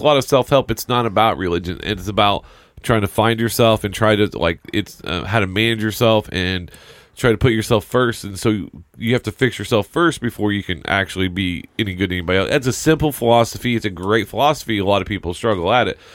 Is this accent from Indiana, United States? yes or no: yes; Indiana, United States; growing up in Indiana was all about high school basketball